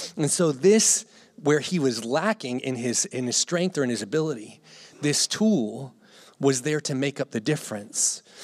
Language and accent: English; Gloucester, Virginia, United States; moved away; I grew up here in Gloucester